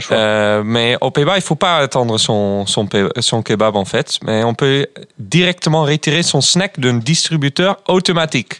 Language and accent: French; Groningen, Netherlands; French is a second language; moved away; chez moi, à Groningen, d'où je viens